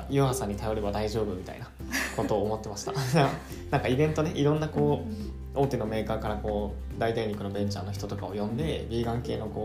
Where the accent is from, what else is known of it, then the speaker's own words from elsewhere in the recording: Kansai, Japan; 西出身だったから大阪に来ることがあって、